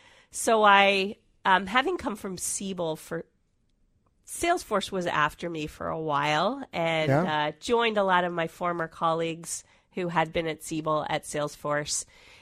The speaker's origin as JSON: {"language": "English", "town": "Washington", "region": "District of Columbia", "country": "United States", "tie": "born or raised there", "also_born_or_lived": "Atlanta", "said": "I'm originally from the Washington, D.C. area. That's okay. Where I was raised. I went to college there, got my MBA there, and then moved to Atlanta for a while, and then moved out here in the late 90s."}